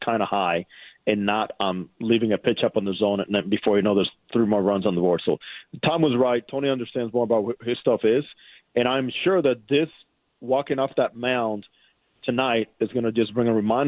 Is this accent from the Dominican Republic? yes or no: yes; Dominican Republic; as a fellow Dominican, born and raised in the Dominican